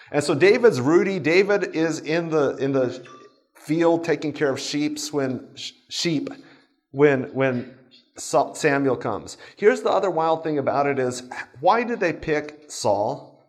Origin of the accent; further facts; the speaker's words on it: Japan; I grew up in Japan.